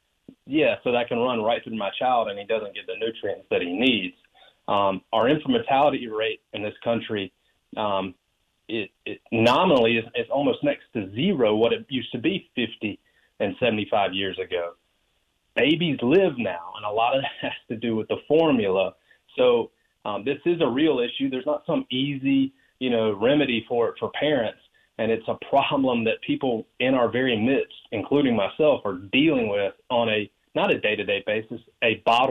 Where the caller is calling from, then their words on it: Florence, South Carolina, United States; in Florence.